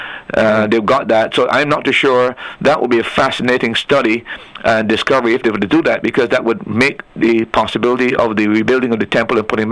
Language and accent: English; Barbados; now in Antigua and Barbuda; I came from Barbados, and when I was there, we observed Good Friday